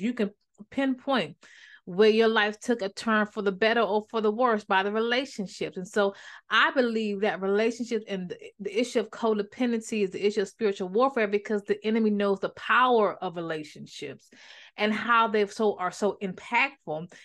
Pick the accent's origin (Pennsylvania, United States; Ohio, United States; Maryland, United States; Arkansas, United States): Maryland, United States; moved away; also born or lived in North Carolina; I'm from Maryland